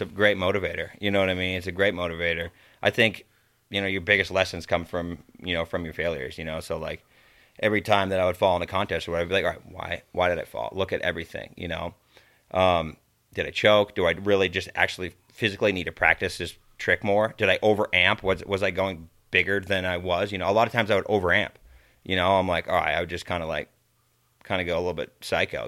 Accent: East Coast, United States; I'm from the East Coast

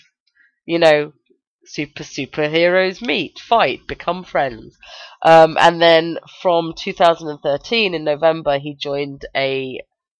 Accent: United Kingdom

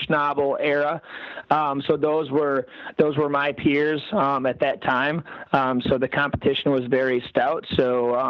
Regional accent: Canada; So I'm going to contradict myself and said, you know, I grew up in Canada riding all these pea gravel tracks and so on.

